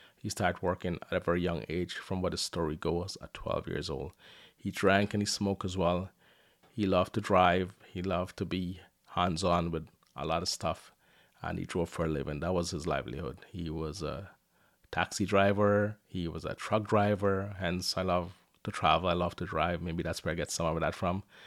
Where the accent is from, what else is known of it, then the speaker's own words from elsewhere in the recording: Guyana; now in Windsor, Canada; I was born in Guyana, South America, and life was tough for me and my family.